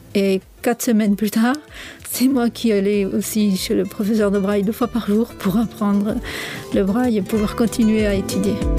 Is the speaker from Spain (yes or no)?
no; south of France, France; moved away as an adult; now in Switzerland; Je viens du sud de la France et je réside ici en Suisse